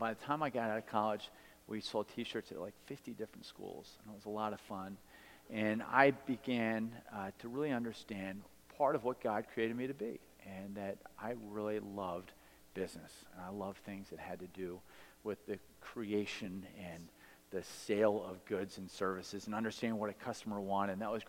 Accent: Baltimore, Maryland, United States; also born or lived in Delaware; You know that I'm from Baltimore.

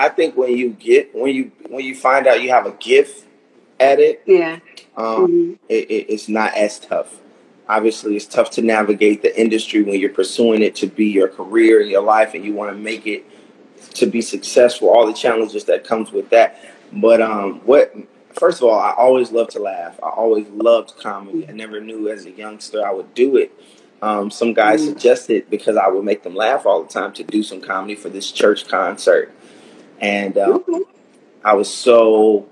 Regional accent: Chicago, Illinois, United States; now in Los Angeles, United States; Born and raised, South Side of Chicago

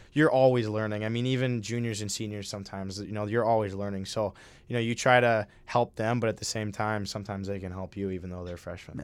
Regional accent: Minnesota, United States; moved away as an adult; now in Hamden, United States; I'm from Minnesota

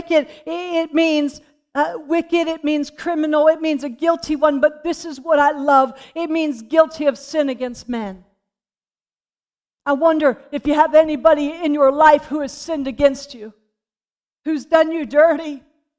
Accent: Pennsylvania, United States; When I was born and I was raised in Pennsylvania, we had horses

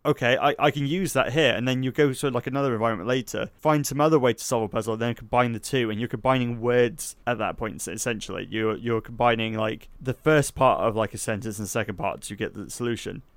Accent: Somerset, South West England, United Kingdom; I'm from Somerset

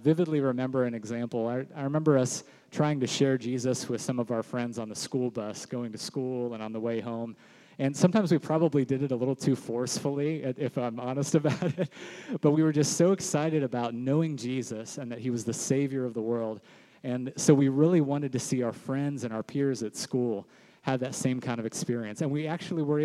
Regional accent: Sarasota, Florida, United States; I grew up here in Sarasota, was raised in this church

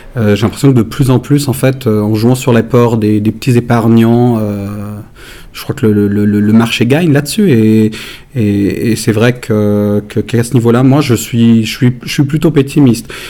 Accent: Switzerland; on est issu d'une confédération d'États, bah, les États donc les cantons

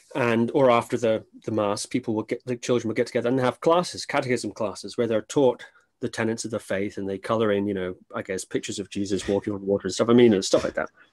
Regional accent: Shetland Islands, Scotland, United Kingdom; I grew up on the Shetland Islands, which is a little island north of Scotland

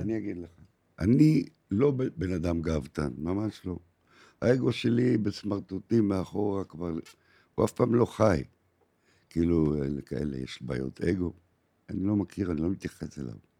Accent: Haifa, Haifa District, Israel; moved away as an adult; now in Tel Aviv, Israel; עד 1973, עד מלחמת יום הכיפורים הייתי בחיפה. הייתי חייל קרבי

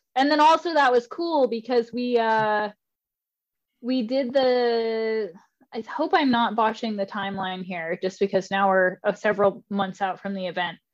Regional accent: Spirit Lake, Idaho, United States; I'm originally from Idaho

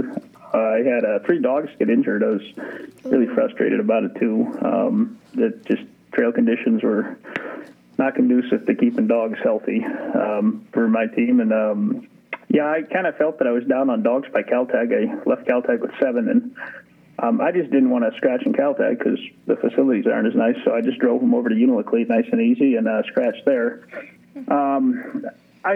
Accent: Ukraine; also born or lived in Soviet Union; now in Willow, United States; I was born in what is now Ukraine

